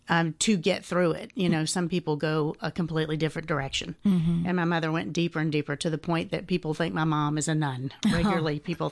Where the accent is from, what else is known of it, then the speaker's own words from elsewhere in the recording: Atlanta, Georgia, United States; Yes, I grew up here in Atlanta. I've been at the same parish for almost 57 years next month.